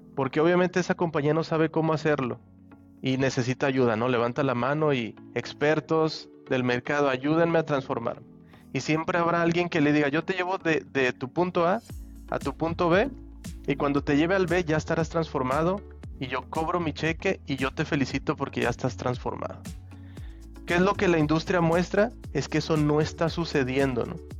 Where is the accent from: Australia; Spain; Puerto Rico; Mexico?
Mexico; Aguascalientes; also born or lived in Toluca / Argentina; now in Nuevo León, Mexico; yo soy em, de Aguascalientes, pero hace tiempo que ya, digamos, me moví de allí.